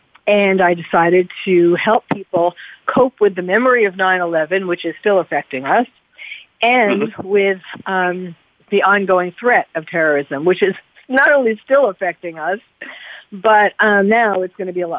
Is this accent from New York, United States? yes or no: yes; New York City, New York, United States; moved away; also born or lived in California; I'm a New Yorker born and bred, and even though I was living in California at the time, my heart was still and is still in New York.